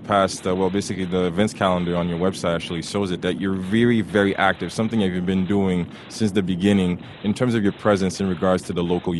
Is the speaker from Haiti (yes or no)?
yes; Haiti; now in Canada; I had a couple of friends because I came from Haiti.